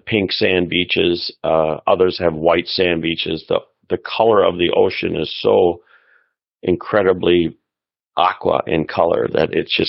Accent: Milwaukee, Wisconsin, United States; Born and raised in the greater Milwaukee, Wisconsin area

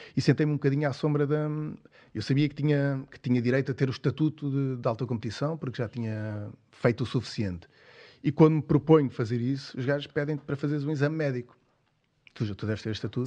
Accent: Cascais, Lisbon, Portugal; sou lá de Cascais

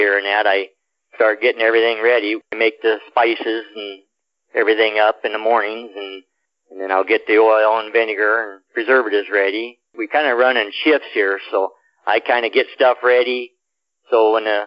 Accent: Columbus, Nebraska, United States; I come from Columbus, which is 22,000

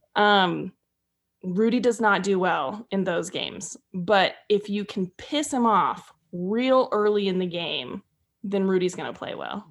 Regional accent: north of the Bay Area, Northern California, United States; I'm from Northern California, but north of the Bay Area.

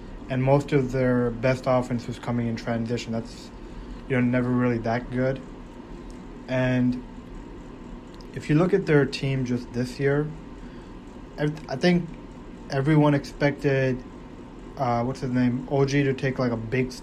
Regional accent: Toronto, Ontario, Canada; I'm from Toronto

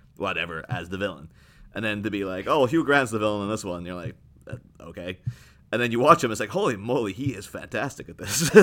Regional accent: Ireland; moved away; I grew up in Ireland

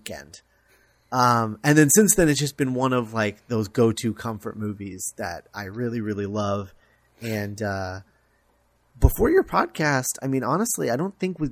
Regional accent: Florida, United States; I grew up in Florida

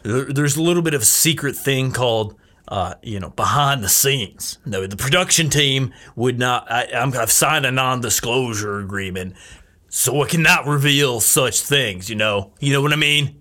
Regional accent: United States; I'm from Washington

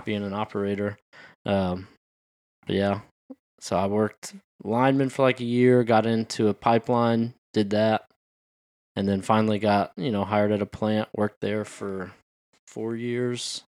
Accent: Pearland, Texas, United States; moved away as an adult; I grew up in Pearland

